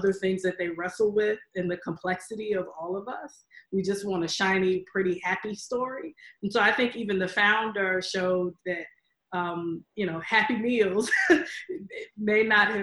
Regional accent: Aiken, South Carolina, United States; I grew up in Aiken, South Carolina

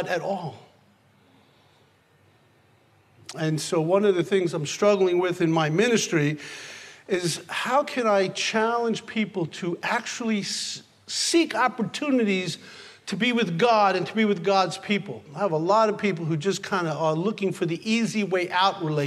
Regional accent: New York City, New York, United States; I was born in the Bronx

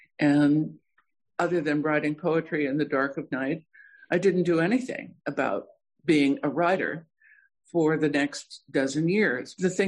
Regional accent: Bisbee, Arizona, United States; also born or lived in South Dakota; I was born in South Dakota. I grew up in Bisbee, Arizona, and when we moved to Bisbee in the late 40s, it was still a booming copper mining town.

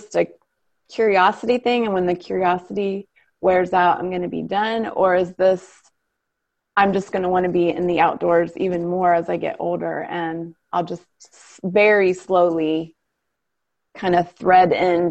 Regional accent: Ohio, United States; moved away; we grew up in Ohio

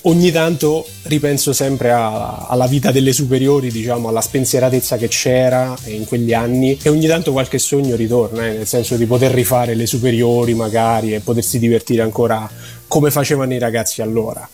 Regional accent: Poggio Mirteto, Lazio, Italy; moved away as an adult; also born or lived in Rome; now in Turin, Italy; le mie origini sono dalla terra sabina, vengo da Poggio Mirteto in provincia di Rieti

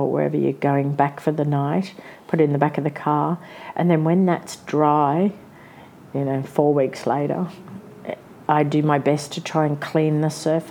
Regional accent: Brisbane, Queensland, Australia; moved away as an adult; now in Sydney, Australia; I was from Brisbane

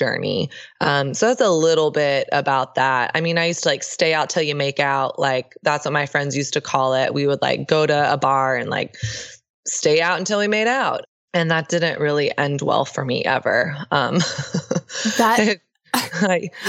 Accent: Texas, United States; I grew up in the South. I grew up in Texas

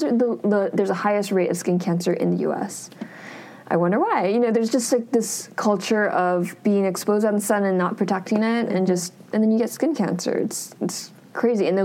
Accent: California, United States; we're both from California, so it's pretty crazy to have met halfway across the world in Korea.

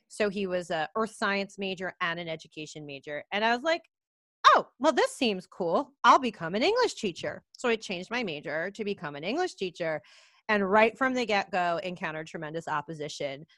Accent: New York, United States; I grew up in New York

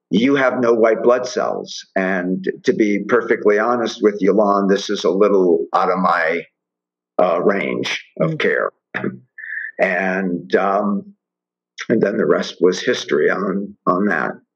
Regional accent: Miami, Florida, United States; born or raised there

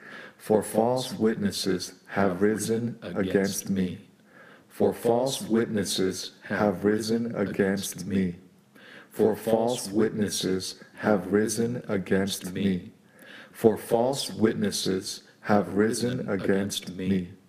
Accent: San Francisco, California, United States; San Francisco, California.

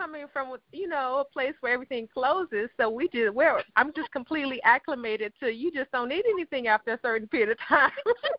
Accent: Memphis, Tennessee, United States; moved away as an adult; also born or lived in Chattanooga, Tennessee / Atlanta; now in New York, United States; I grew up in Memphis, Tennessee. And though I love Memphis and I consider it my home still, even though I've lived away for probably as long as that I have when I was there growing up.

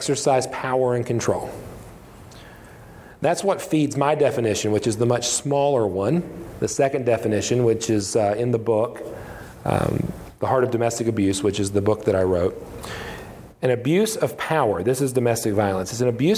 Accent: West Virginia, United States; I'm a pastor in a small church, a small town in my home state of West Virginia

